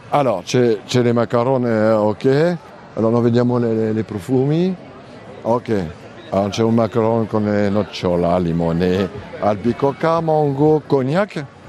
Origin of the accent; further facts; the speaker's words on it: Reims, Grand Est, France; Italian is a second language; moved away; also born or lived in Normandy; io sono nato a Reims, la capitale del Champagne